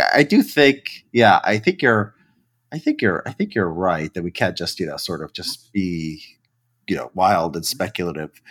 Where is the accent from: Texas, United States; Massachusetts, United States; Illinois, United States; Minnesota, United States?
Illinois, United States; Chicago; now in Los Angeles, United States; I grew up in Chicago